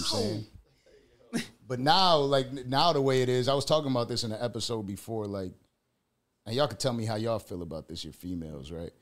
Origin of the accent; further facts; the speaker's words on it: Buffalo, New York, United States; moved away; I'm from Buffalo. I get blizzards